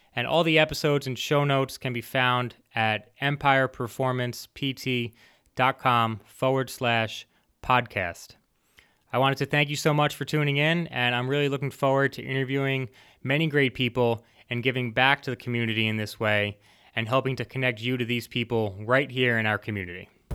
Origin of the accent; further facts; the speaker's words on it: Mahopac, New York, United States; I was born and raised right here in the Hudson Valley in Mayapack, New York.